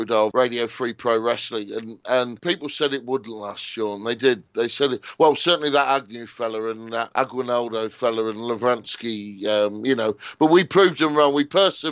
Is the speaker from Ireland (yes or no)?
no; United Kingdom; as a Brit